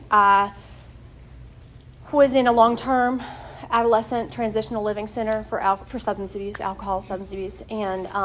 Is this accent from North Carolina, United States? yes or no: yes; Wilson, North Carolina, United States; now in Durham, United States; I'm from Wilson, North Carolina. I'm from a great family